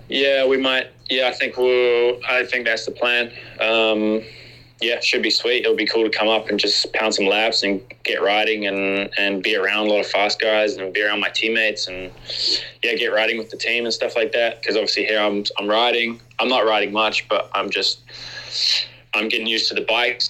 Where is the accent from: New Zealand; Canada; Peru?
New Zealand; when we grow up as Kiwis, there's a, a certain type of like Kiwi summer and Kiwi Christmas that we have